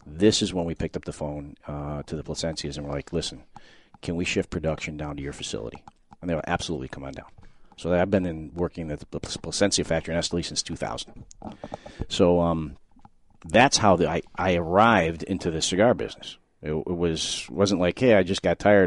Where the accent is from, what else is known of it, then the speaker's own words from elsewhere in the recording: Chicago, Illinois, United States; I was born and raised in Chicago, and I grew up an American kid